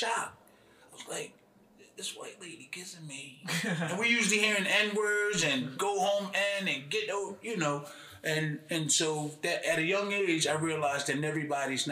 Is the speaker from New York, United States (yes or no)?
no; Philadelphia, Pennsylvania, United States; I was born on Emily Street, 7th and Emily